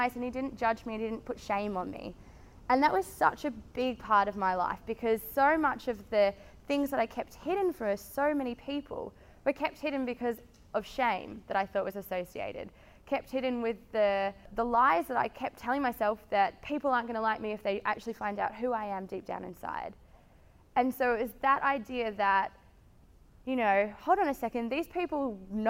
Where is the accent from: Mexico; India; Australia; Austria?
Australia; Melbourne, Victoria; I'm from Melbourne, and I studied marketing at high school, at uni, went to high school down the Mornington Peninsula